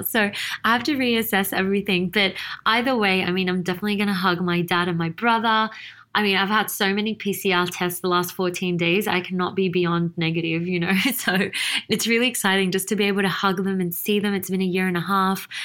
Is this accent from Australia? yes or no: yes; Sydney, New South Wales, Australia; moved away as an adult; now in Dubai, United Arab Emirates; I was born and raised in Sydney, Australia